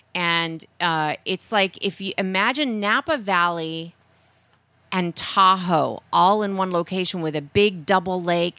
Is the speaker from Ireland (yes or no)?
no; Netherlands; moved away; growing up in the Netherlands